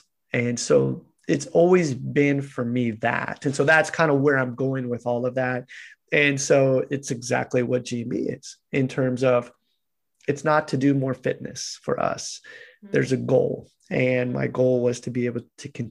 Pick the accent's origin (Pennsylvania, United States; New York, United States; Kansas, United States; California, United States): Kansas, United States; moved away; also born or lived in Japan; I'm this guy from Kansas